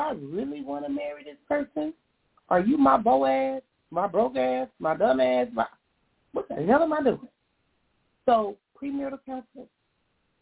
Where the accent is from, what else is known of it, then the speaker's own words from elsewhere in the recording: Compton, California, United States; Growing up in Compton